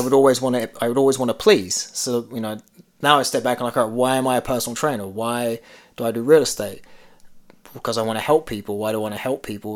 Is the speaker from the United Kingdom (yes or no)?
yes; London, United Kingdom; growing up in London mm. because I grew up where you know there were it's very typical stereotypical, but you had a lot of Indian Pakistani families